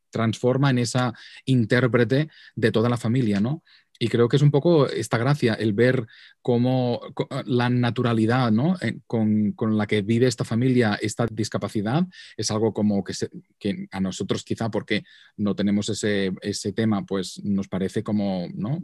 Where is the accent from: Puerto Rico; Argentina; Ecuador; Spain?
Spain; Vic, Catalonia; accent: Catalan; moved away as an adult; now in New York, United States; por mi acento sabréis que soy catalán de Barcelona. Ah, de hecho, soy de Vic, que es una localidad muy bonita al norte de Barcelona.